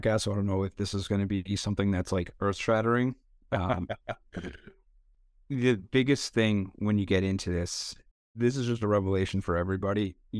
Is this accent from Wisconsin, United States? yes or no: no; Connecticut, United States; I'm from Fairfield County, Connecticut, which is about 30 miles north of New York City.